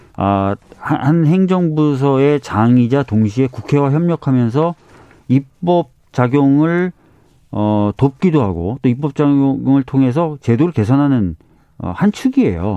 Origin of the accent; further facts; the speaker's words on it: Seoul, South Korea; 저도 서울에서 나고 자랐지만